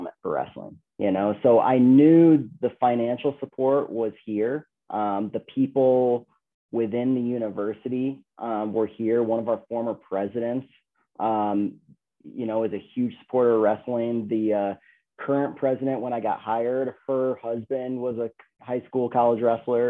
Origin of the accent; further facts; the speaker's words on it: Binghamton, New York, United States; moved away as an adult; also born or lived in Ithaca, New York / Iowa; now in Colorado, United States; I grew up in Binghamton, New York